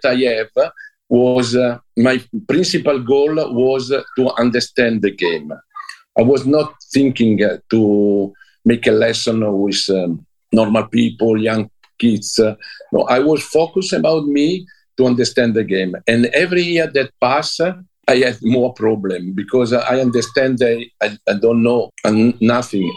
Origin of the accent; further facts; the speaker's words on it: Como, Lombardy, Italy; English is a second language; I'm come from Como.